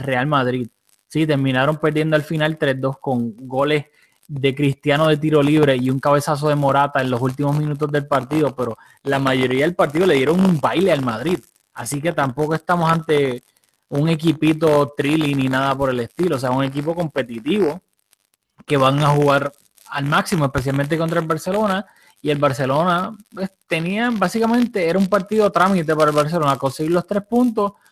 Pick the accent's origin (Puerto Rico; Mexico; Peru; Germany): Puerto Rico; moved away; Julio y yo somos de Puerto Rico, aunque pues no estamos viviendo ahí ahora